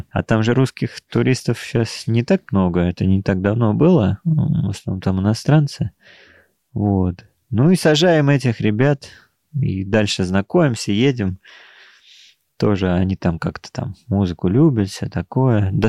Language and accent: Russian; Moscow, Russia; Мы говорим, нет, мы из Москвы.